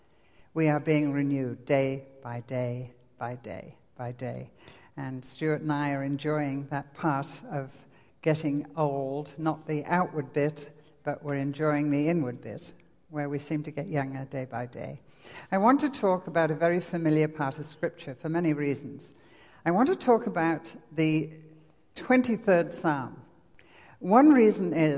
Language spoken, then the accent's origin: English; England, United Kingdom; accent: English; moved away as an adult; also born or lived in Lake District; now in Wisconsin, United States; my accent, as you would say. Actually, this is English